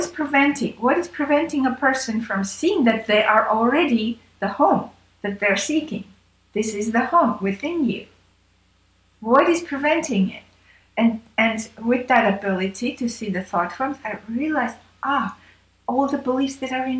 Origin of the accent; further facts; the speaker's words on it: Armenia; moved away; I was born in Armenia and had that different kind of a training